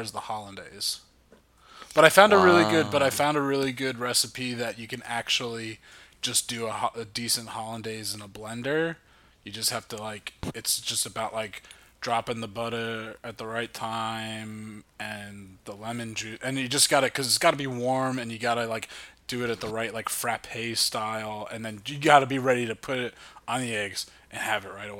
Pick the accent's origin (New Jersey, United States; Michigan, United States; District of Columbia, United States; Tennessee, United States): New Jersey, United States; I'm from the North Jersey